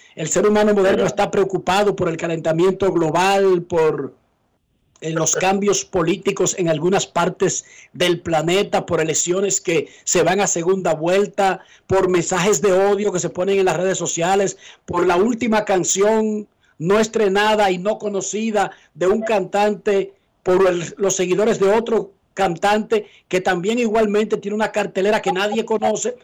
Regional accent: Herrera, Distrito Nacional, Dominican Republic; moved away; salí de Herrera Dionisio

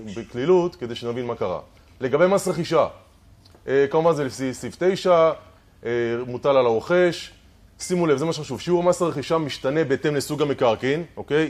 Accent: Israel; אנחנו ישראלים

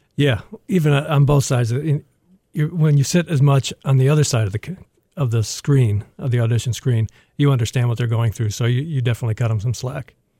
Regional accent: Toledo, Ohio, United States; also born or lived in Dallas; now in Detroit, United States; I'm from Toledo

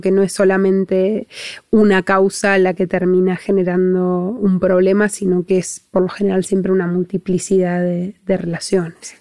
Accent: Argentina

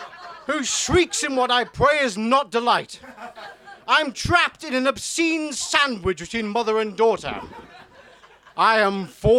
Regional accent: Newcastle, North East England, United Kingdom; also born or lived in York; Hello, I'm from Newcastle. Should probably explain the accent. it's not really Geordie. I was a student in York

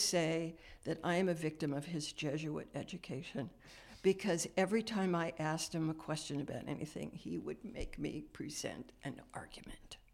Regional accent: Los Angeles, California, United States; now in Frederick, United States; I grew up in the San Fernando Valley

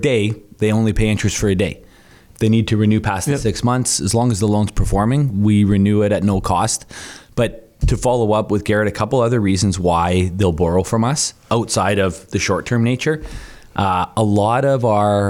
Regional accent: Thunder Bay, Ontario, Canada; now in Calgary, Canada; Thunder Bay, Ontario

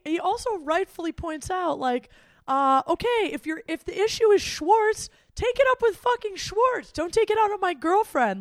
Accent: Midwest, United States; as a Midwesterner

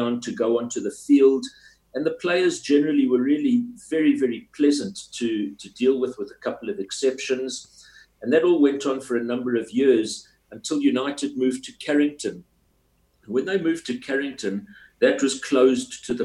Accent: South Africa; I was from South Africa

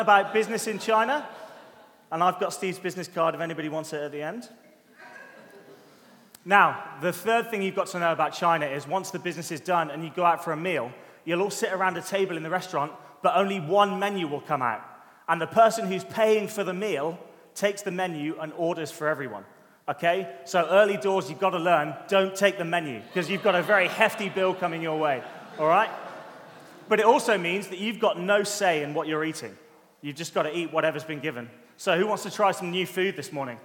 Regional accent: United Kingdom; being a Brit

